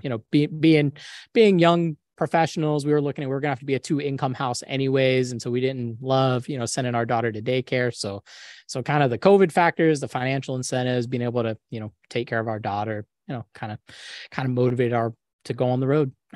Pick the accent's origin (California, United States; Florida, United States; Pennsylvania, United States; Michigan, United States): Florida, United States; Jacksonville; now in Tampa, United States; I was born in Jacksonville, grew up in Jacksonville, went to U N F for undergrad, went to U N F for grad